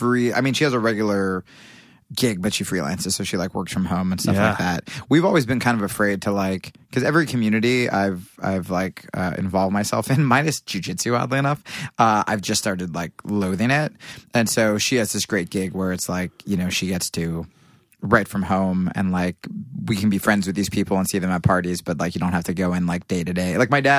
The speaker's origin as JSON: {"language": "English", "town": "Pennington", "region": "New Jersey", "country": "United States", "said": "Pennington, New Jersey."}